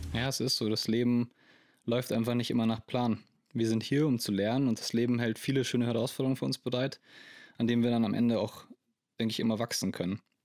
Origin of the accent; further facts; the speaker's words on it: Landsberg am Lech, Bavaria, Germany; Ich komme aus Landsberg am Lech. Das ist eine kleine Stadt in der Nähe von München im wunderschönen Bayern.